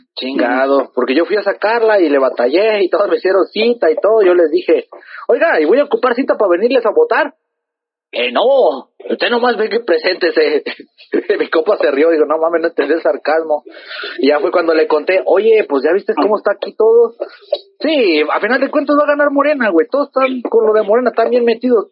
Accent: Mexico; somos de aquí, de San Sebastián

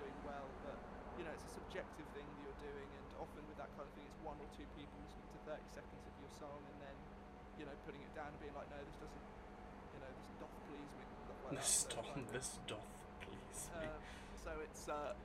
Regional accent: United Kingdom; we're British

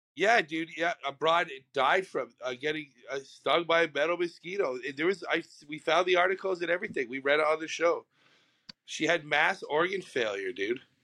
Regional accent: Canada; I'm fucking Canadian

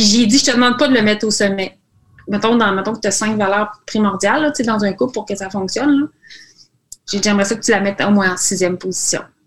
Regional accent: Quebec, Canada

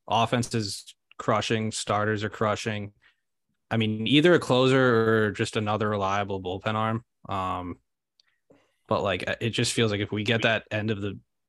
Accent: Swampscott, Massachusetts, United States; I'm from Swampscott

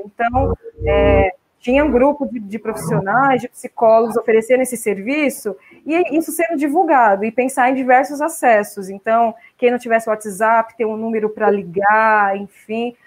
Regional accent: Mogi das Cruzes, São Paulo, Brazil; also born or lived in Poá; now in São Paulo, Brazil; estou falando de Mogi das Cruzes, passando a pandemia aqui, a minha cidade natal, mas eu moro em São Paulo, na região central, né? desde que me casei, mudei para lá, mas nasci em Poá, depois fui para Mogi

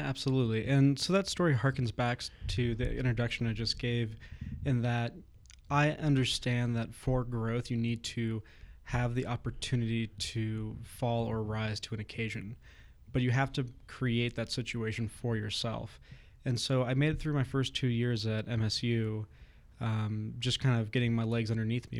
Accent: Southern California, United States; moved away as an adult; now in Bozeman, United States; originally I'm from Southern California

